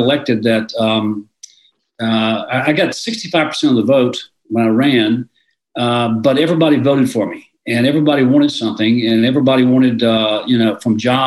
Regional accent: suburb of Memphis, in Mississippi, United States; I was living in a suburb of Memphis. That's where I grew up, in Mississippi, just across the state line

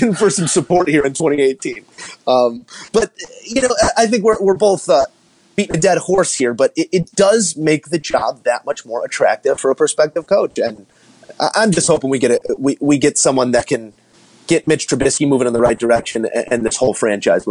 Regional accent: Chicago, Illinois, United States; we're from Chicago

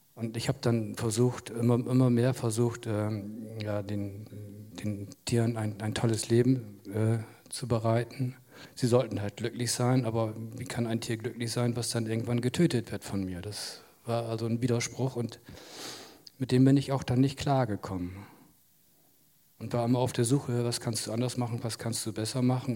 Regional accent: Jadebusen, Lower Saxony, Germany; sogar auf dem Hof, auf dem ich jetzt lebe, bin ich auch geboren, in dem Schlafzimmer, in dem ich immer noch wohne.

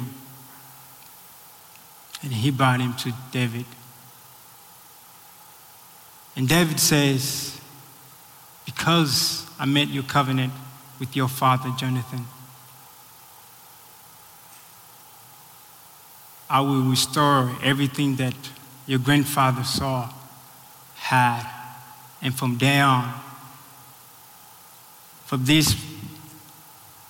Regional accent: Tanzania; also born or lived in Burundi; now in United States; I'm from Burundi. It's in East Africa. Raised in Tanzania.

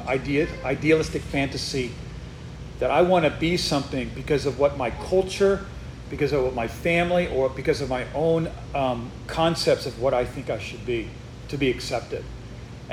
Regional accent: Northeast, United States; now in Texas, United States; I'm not from Texas, and so we moved here not, you know, kind of recently, and I'm from the Northeast where nobody says sir

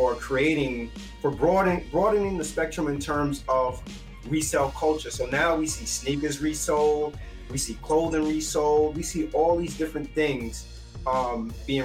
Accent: New York City, New York, United States; growing up in the Bronx on Fordham Road

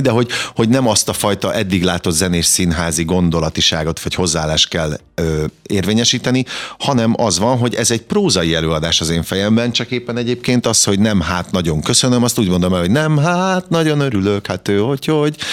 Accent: Kaposvár, Somogy, Hungary; born or raised there

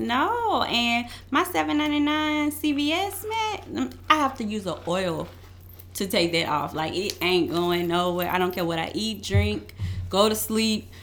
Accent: Louisiana, United States; moved away; I am from Louisiana

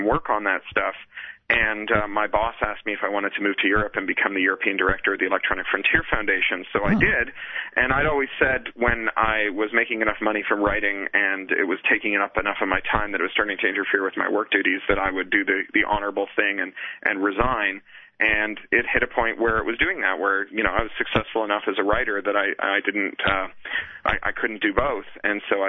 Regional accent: Toronto, Ontario, Canada; moved away as an adult; also born or lived in Los Angeles, United States; now in London, United Kingdom; I'm an expatriate from Toronto. Haven't lived there in like a decade now

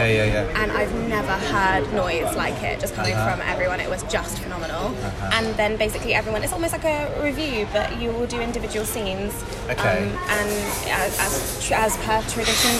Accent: Shaftesbury, South West England, United Kingdom; moved away; I was born and bred in Dorset

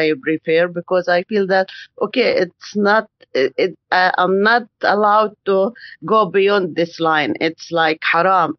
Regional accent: Palestine; I'm from Palestine.

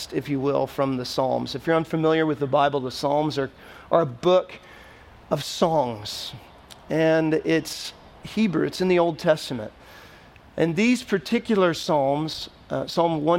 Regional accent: Texas, United States; now in Nashville, United States; when I was younger, growing up in Texas

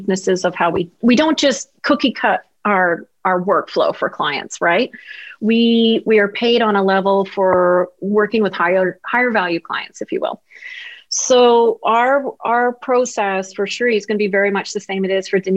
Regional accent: Canada; being the Canadian I am

